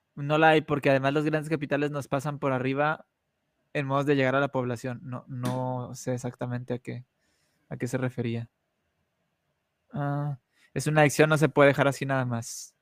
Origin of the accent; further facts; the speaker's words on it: Mexico; nosotros tres como mexicanos